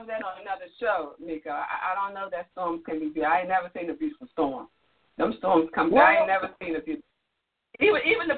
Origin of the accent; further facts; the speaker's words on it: Washington, District of Columbia, United States; live from Washington, D.C., the capital city, my hometown, DMV